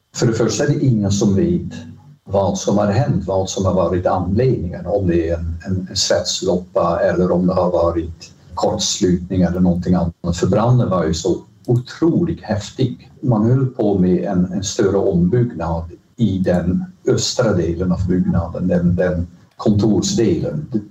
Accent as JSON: {"language": "Swedish", "town": "Rotterdam", "region": "South Holland", "country": "Netherlands", "tie": "born or raised there", "second_language": "Swedish", "moved": "as an adult", "lives_now": "Sweden", "said": "Högre Tekniska Skolan i Rotterdam som jag betraktar som min hemstad"}